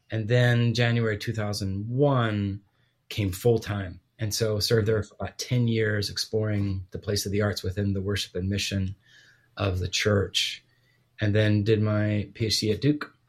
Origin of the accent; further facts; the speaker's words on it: Guatemala; Yes, so I was born and raised overseas